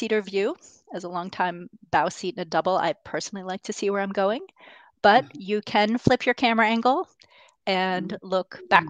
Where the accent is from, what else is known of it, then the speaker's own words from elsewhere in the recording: Boston, Massachusetts, United States; Boston in particular, which is my hometown.